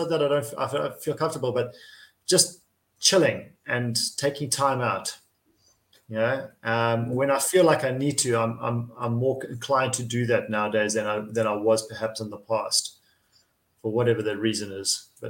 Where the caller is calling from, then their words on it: Szentendre, Pest, Hungary; coming to you from Szentendre in Hungary, Central Europe